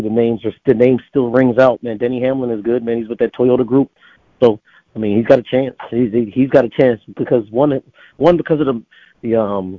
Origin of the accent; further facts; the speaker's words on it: New Jersey, United States; moved away; also born or lived in Pennsylvania; being from Pennsylvania, growing up in South Jersey